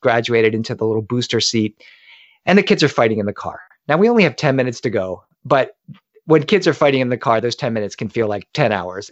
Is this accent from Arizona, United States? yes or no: no; Delaware, United States; now in Los Angeles, United States; I grew up in Delaware.